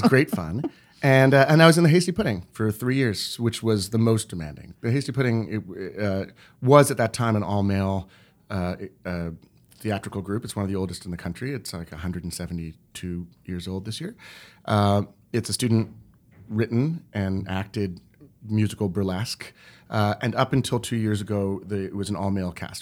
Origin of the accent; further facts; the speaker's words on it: Montreal, Quebec, Canada; now in New York, United States; I grew up in the English-speaking minority of Montreal